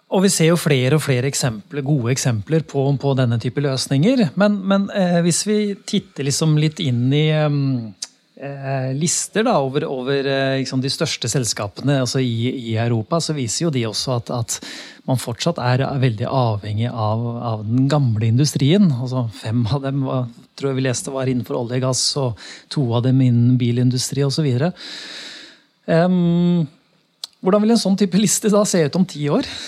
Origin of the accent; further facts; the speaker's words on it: Norway; oss som nordmann